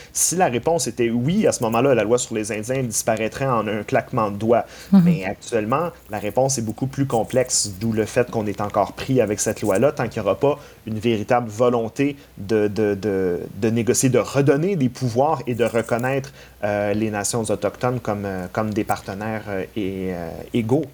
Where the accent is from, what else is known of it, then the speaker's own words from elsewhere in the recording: Quebec, Canada; nous-mêmes en tant que Québécois